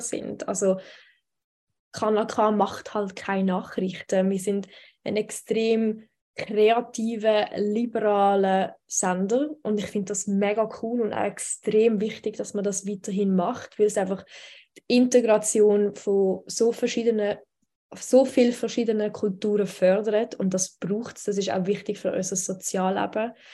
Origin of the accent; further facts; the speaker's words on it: Switzerland; Ich bin aber in der Schweiz geboren und da aufgewachsen